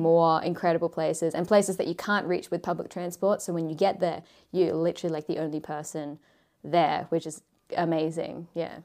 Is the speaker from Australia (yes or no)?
yes; Australia; moved away as an adult; now in Japan; growing up in Australia